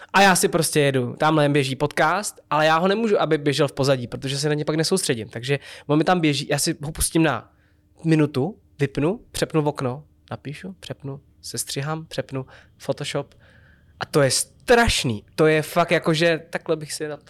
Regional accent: České Budějovice, South Bohemian Region, Czechia; Já jsem z Budějic.

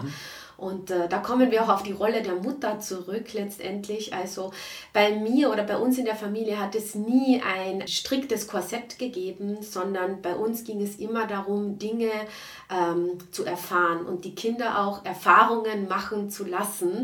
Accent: Klagenfurt, Carinthia, Austria; moved away as an adult; also born or lived in Frankfurt; grundsätzlich bin ich aus Klagenfurt

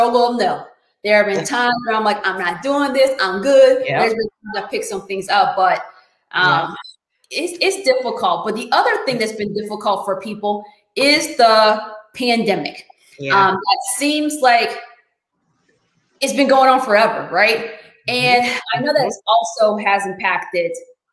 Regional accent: United States; I was born in America

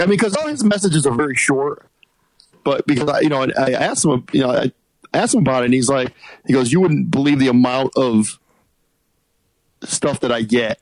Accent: Bristol, Connecticut, United States; moved away as an adult; now in Austin, United States; I grew up in Connecticut, and I moved to Austin in nine the end of '91.

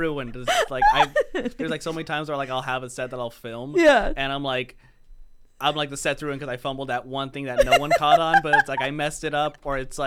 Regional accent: Oxnard, California, United States; I'm from Oxnard

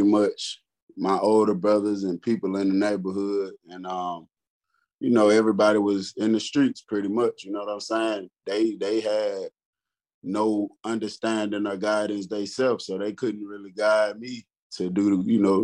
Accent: Detroit, Michigan, United States; moved away; also born or lived in Georgia; I'm from Detroit, Michigan

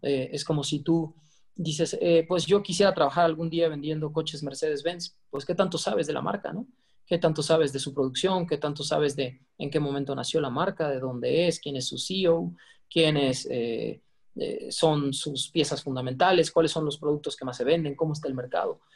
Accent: Cancún, Quintana Roo, Mexico; now in Mexico City, Mexico; en la península de Yucatán donde crecí, bueno, en Cancún

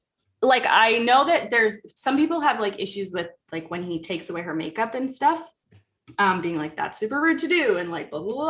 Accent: Langley, British Columbia, Canada; He played junior hockey in my hometown for the Langley Hornets.

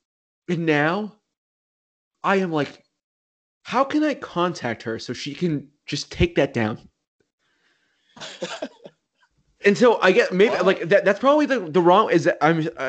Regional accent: South Shore of Massachusetts, United States; so we're both from the South Shore of Massachusetts.

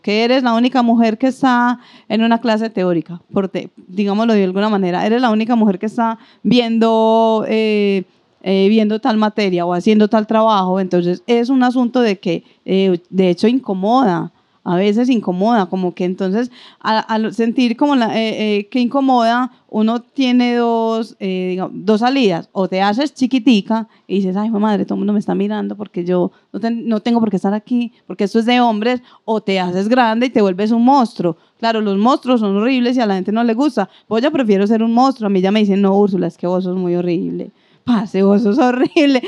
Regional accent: Antioquia, Colombia; como buenos antioqueños somos bastante elitistas

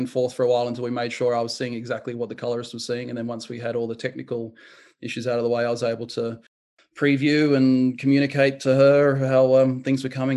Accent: New Zealand; I was born in New Zealand, and we had a cinema just 100 meters down the road that my grandfather would take me

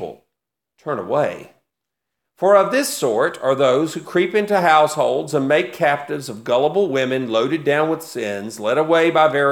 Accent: United States; I am very pro-American. I'm very patriotic for my country

